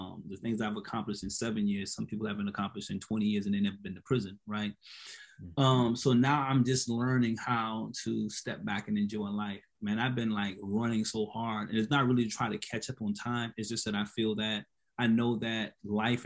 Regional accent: Hilton Head Island, South Carolina, United States; I'm from Hilton Head

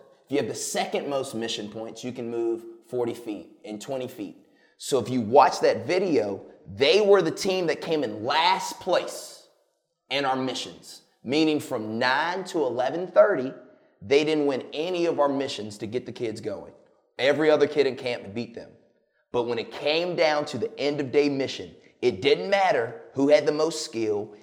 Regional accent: Richmond, Virginia, United States; I'm from Richmond, Virginia.

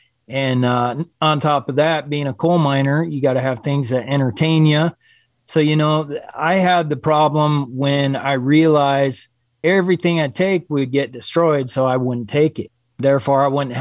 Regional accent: Wisconsin, United States; moved away as an adult; now in Gillette, United States; I'm originally from Wisconsin. I moved here to Wyoming when I was 19, almost 20 years old

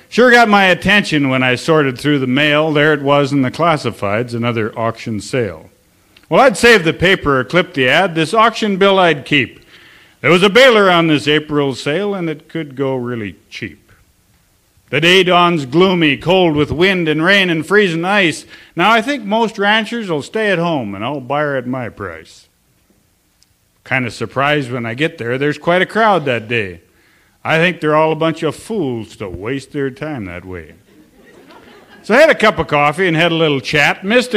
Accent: Sims, North Dakota, United States; also born or lived in Almont, North Dakota; I am from Sims, North Dakota. That's 58520. And I'm also from Almont, North Dakota.

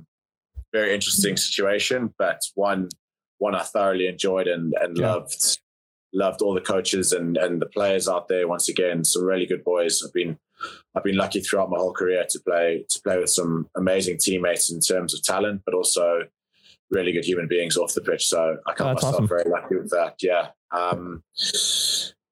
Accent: South Africa; moved away as an adult; Born and raised in South Africa

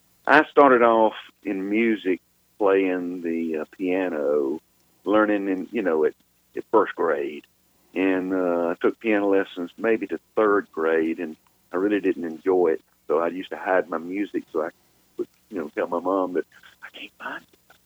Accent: Atlanta, Georgia, United States; also born or lived in North Carolina; Anyway, I was born in 1953 in Atlanta, Georgia. And at the time, my dad was a Baptist preacher. And we lived in a lot of different places, but I was born in Atlanta, but we lived all over Georgia and North Carolina for the most part.

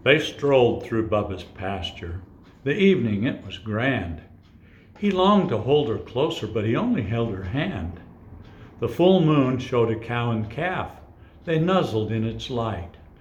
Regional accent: northern Utah, United States; also born or lived in Moab, Utah; I grew up on a ranch, a mink ranch, in northern Utah

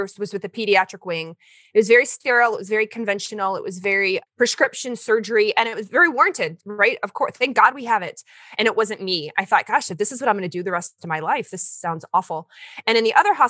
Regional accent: Kentucky, United States; moved away as an adult; also born or lived in Portland, Oregon; I went to school in the South. I'm from Kentucky.

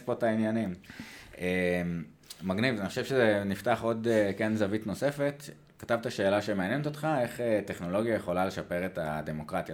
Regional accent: Israel; אנחנו כישראלים

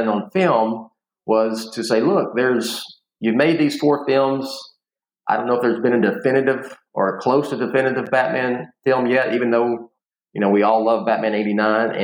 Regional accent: Houston, Texas, United States; I've been here all my life

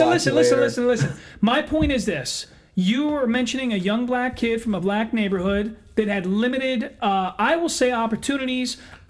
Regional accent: Eddystone, Pennsylvania, United States; I grew up in Eddystone.

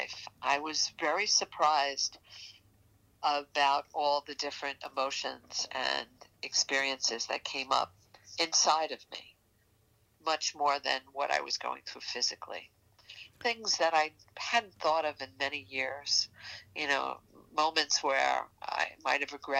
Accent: New York, United States; accent: New York; my New York accent

